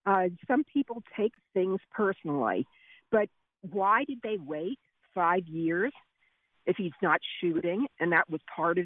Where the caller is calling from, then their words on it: Pottstown, Pennsylvania, United States; I'm calling from Pottstown.